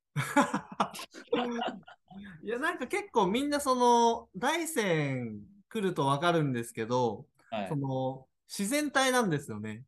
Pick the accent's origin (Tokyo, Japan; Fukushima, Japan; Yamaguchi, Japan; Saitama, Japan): Tokyo, Japan; moved away as an adult; now in Daisen, Japan; 身は東京なんですよ。